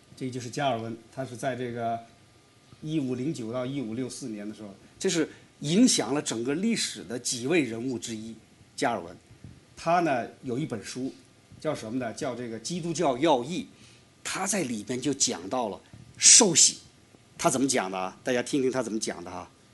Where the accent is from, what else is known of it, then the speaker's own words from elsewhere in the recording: China; 我们中国人